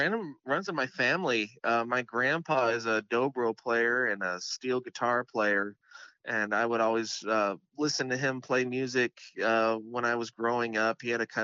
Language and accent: English; Seattle, Washington, United States; I'm coming from Seattle myself. It's quite a change, quite a culture shock a little bit, but it's just as beautiful in a different way.